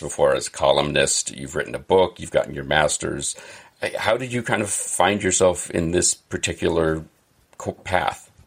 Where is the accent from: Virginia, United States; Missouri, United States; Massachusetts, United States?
Massachusetts, United States; I'm from Massachusetts